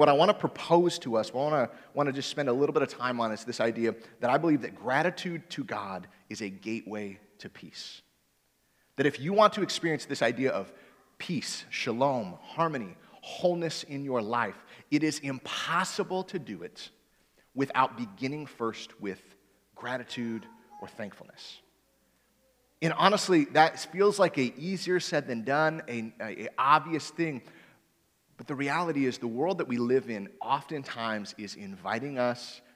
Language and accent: English; Michigan, United States; now in Indiana, United States; I'm originally from Michigan